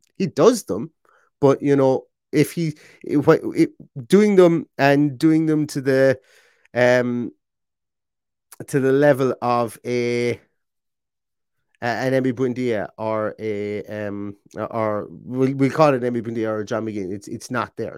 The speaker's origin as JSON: {"language": "English", "country": "Ireland", "said": "Being Irish as well, and having a sister with an Irish name"}